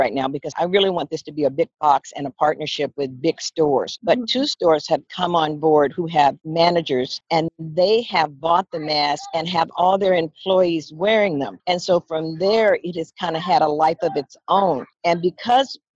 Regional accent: Southern California, United States; moved away as an adult; now in San Francisco, United States; grew up in Southern California

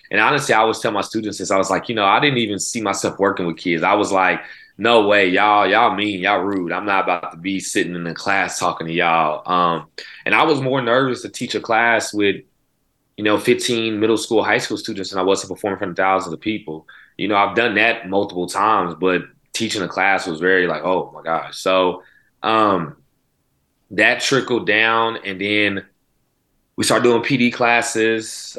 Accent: Oklahoma City, Oklahoma, United States; also born or lived in California / Mississippi; I'm born and raised in Oklahoma City.

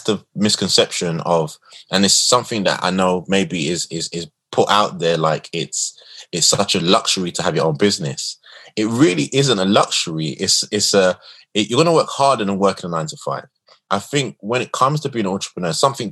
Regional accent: London, United Kingdom; Where I'm from Tottenham. I grew up in the worst of times, the Border Farm riots

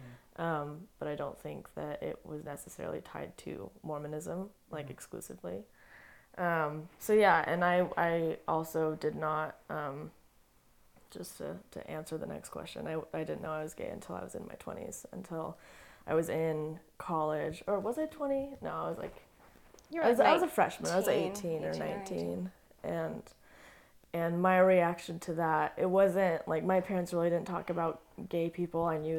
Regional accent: Colorado, United States; born there; also born or lived in Montana / Utah / North Carolina; No, I'm not Utah. I was born in Colorado.

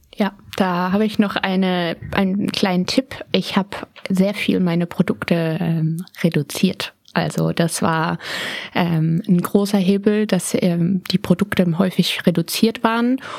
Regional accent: Berlin, Germany; ich bin in Berlin geboren am 19.12.

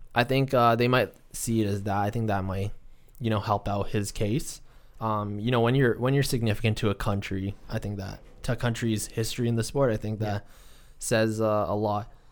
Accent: Canada; we're Canadian

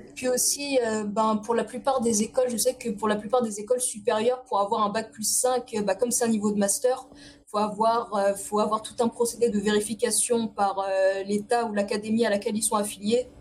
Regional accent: Évry-Courcouronne, Île-de-France, France; also born or lived in Paris; je suis née dans une cité qui c'est c'est Évry-Courcouronne

